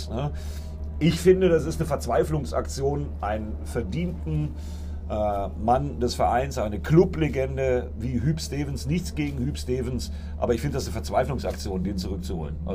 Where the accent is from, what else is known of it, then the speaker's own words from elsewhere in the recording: Bremen, Germany; Ich meine, wenn ich äh, neidisch als Bremer auf euren Kader gucke und mir dann angucke, was das für ein Rumgekrebse war